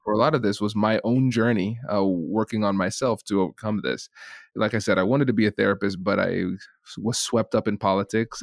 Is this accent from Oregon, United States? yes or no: no; Tiffin, Ohio, United States; accent: Caribbean; I grew up in a small town called Tiffin, Ohio